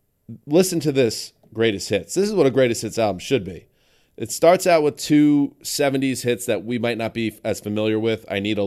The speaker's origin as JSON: {"language": "English", "country": "United States", "said": "as an American."}